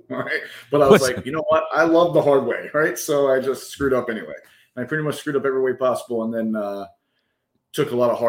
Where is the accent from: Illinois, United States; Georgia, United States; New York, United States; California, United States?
New York, United States; New York City; also born or lived in Virginia / Pennsylvania / Delaware / Mobile, Alabama; But I'm originally from New York City, but bounced around a little bit all over. My family was military, so we kind of Virginia, PA, New York, Delaware, up and down the East Coast, Mobile, Alabama for a very short second